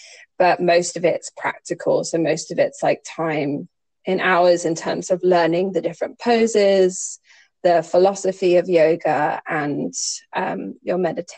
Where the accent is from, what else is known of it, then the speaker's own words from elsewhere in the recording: Singapore; I grew up in Singapore.